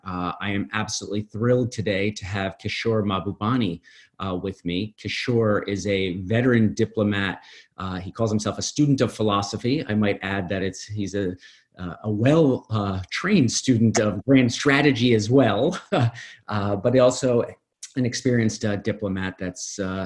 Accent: United States; as an American

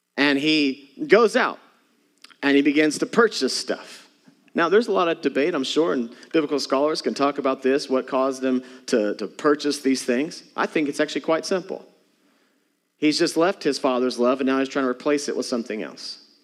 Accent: Texas, United States; moved away; I'm from Texas

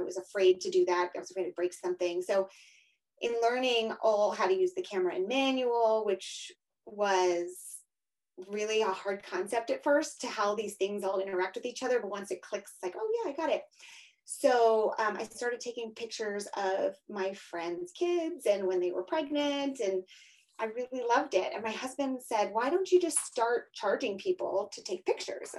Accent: Pennsylvania, United States; moved away as an adult; also born or lived in New York City / Florida; now in Denver, United States; I'm from Pennsylvania originally

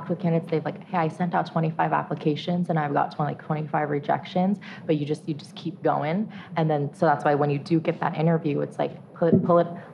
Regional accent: San Francisco, California, United States; I went to UC San Diego, born and raised in San Francisco. I'm first generation American

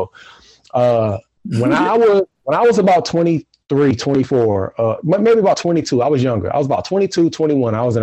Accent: Durham, North Carolina, United States; born or raised there

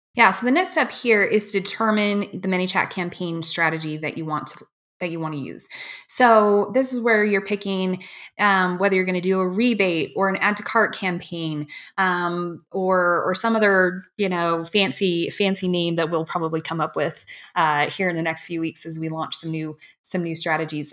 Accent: Washington, United States; I grew up in Washington

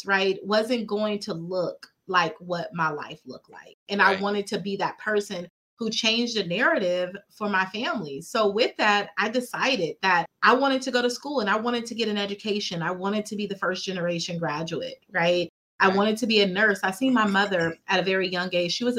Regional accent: Fresno, California, United States; I grew up here in Fresno. I'm from Fresno.

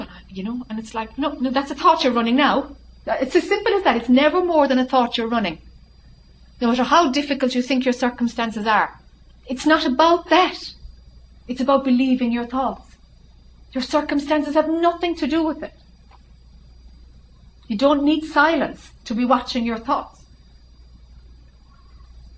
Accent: Ireland; accent: Irish; Irish accent

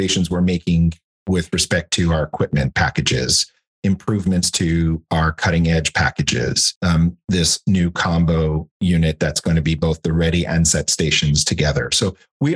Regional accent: Canada; moved away as an adult; also born or lived in Europe / Switzerland; now in United States; I'm not from the US, I'm from Canada.

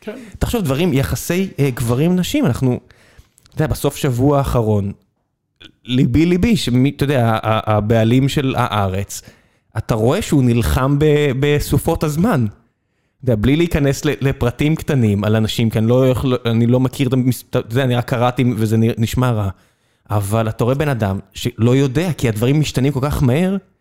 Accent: Israel; אני נולדתי כאן

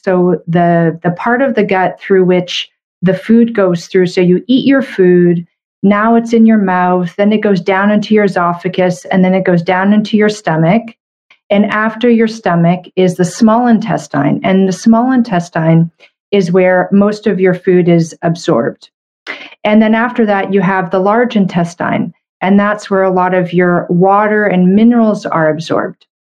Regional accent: Canada; I'm a Canadian medical doctor

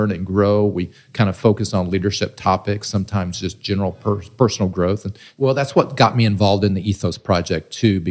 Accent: Southern Illinois, United States; I'm from Southern Illinois and was raised probably about 20 miles from here

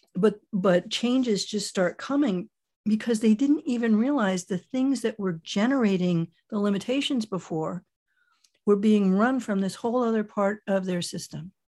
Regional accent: Miami, Florida, United States; moved away as an adult; also born or lived in Michigan / Germany / London / New York; now in San Francisco Bay Area, United States; I was born in Miami, Florida, only a child, and, uh, got out of there as soon as I was legally old enough to flee.

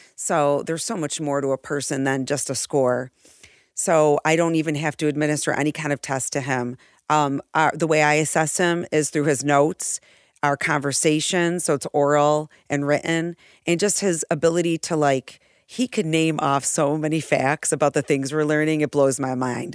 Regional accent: Irondequoit, New York, United States; also born or lived in Seminole County, Florida; I grew up in Arundicoit, uh, born and raised between East and West Arundicoit.

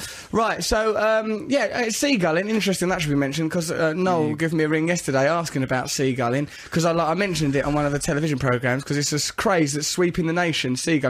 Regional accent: England, United Kingdom; We're English. People like that.

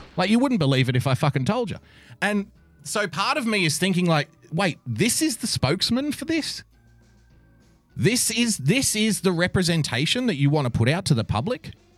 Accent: Australia; I am an Australian

